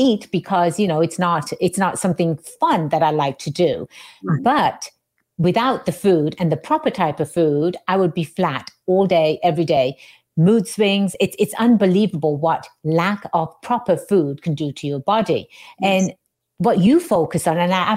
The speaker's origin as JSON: {"language": "English", "region": "England", "country": "United Kingdom", "tie": "born or raised there", "moved": "yes", "said": "I'm born and raised in England"}